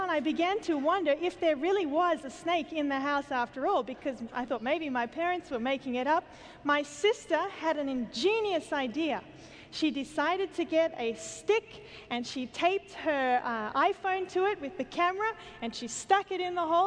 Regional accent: Australia; I come from Australia

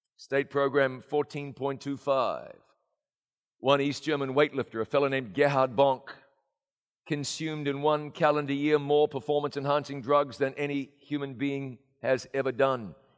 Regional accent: New Zealand; moved away; my hometown of Ngarawaia in New Zealand

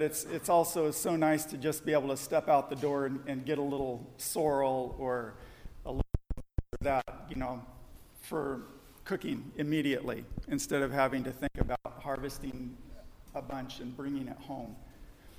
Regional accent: Southern California, United States; I grew up in Southern California

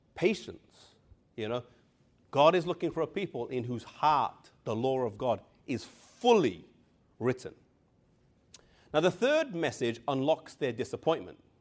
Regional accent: England, United Kingdom; I come from England

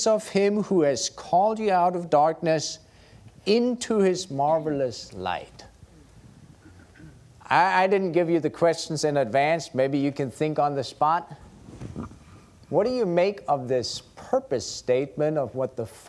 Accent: Germany; moved away; growing up in Germany as a Lutheran

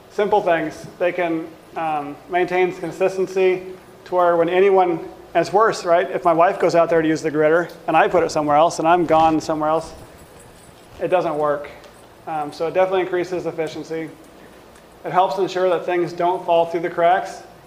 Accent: Washington, United States; now in South Dakota, United States; we grew up in Washington and we had plenty of access to organic fruit.

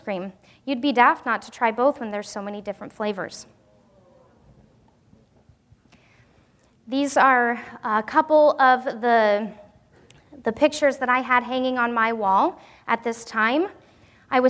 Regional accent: Wyoming, United States; moved away; also born or lived in Pacific Northwest; growing up in Wyoming

